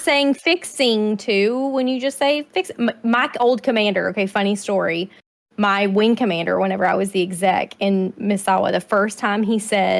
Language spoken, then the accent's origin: English; Southern US, United States; accent: Southern